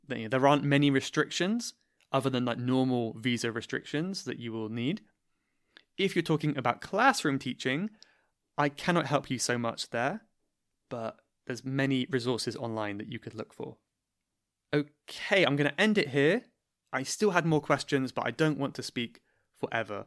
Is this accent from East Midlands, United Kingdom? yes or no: no; Cornwall, South West England, United Kingdom; now in London, United Kingdom; I am from Cornwall